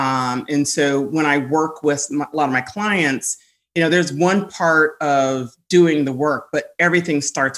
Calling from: Washington, District of Columbia, United States; I am joining you from, I like to call it District 1, aka the nation's capital, on this fine, rainy, gloomy day.

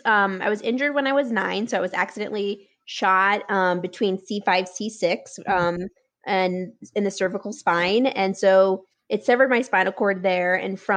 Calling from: Denver, Colorado, United States; I'm calling in from Denver, Colorado

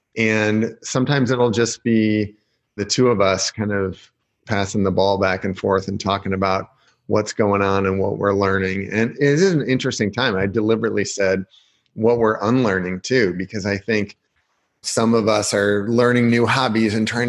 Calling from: Michigan City, Indiana, United States; I am calling in from Michigan City, Indiana, which is a little beach town. People don't believe it, but there is a beach here. We are across Lake Michigan from Chicago, about 30 miles by boat, or 80 miles, 90 miles if you drive around

